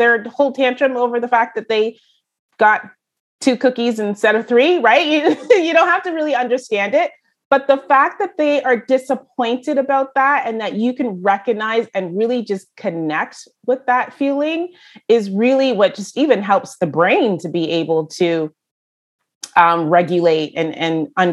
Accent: Brampton, Ontario, Canada; I am from Brampton, Ontario

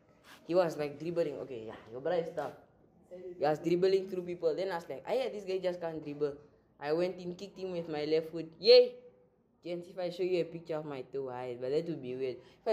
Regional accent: Johannesburg, Gauteng, South Africa; I come from Auckland Park.

